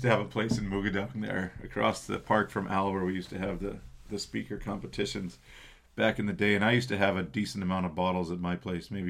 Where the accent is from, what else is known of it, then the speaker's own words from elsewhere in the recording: Canada; also born or lived in Manitoba; growing up in Canada